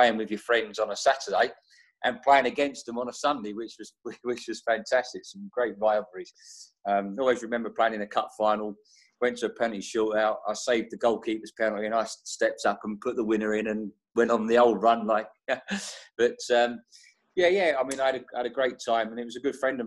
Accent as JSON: {"language": "English", "town": "Welwyn Garden City", "region": "East of England", "country": "United Kingdom", "tie": "born or raised there", "said": "my hometown club, Welwyn Garden City."}